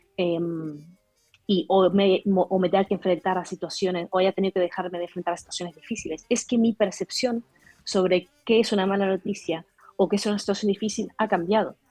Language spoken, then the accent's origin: Spanish; Argentina; moved away; yo soy argentina, ¿no? Y, tuvimos que emigrar en su momento por la situación política que hubo en el 2021 con el, 2001 con el corralito